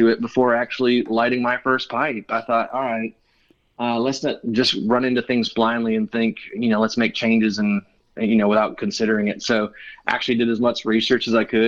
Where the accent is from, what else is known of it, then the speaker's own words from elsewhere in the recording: Michigan, United States; moved away as an adult; also born or lived in Ohio / Colorado Springs, Colorado; now in Fairhope, Alabama, United States; I grew up in Michigan. I literally spent all my formative years there in one house